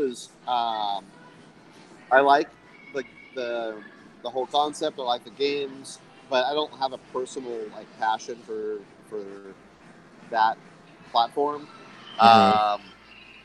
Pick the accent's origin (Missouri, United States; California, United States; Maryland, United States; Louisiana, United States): California, United States; Los Angeles; moved away; I grew up in the valley. I grew up in Woodland Hills. So I grew up about 20 minutes, 30 minutes from LA, so suburb of Los Angeles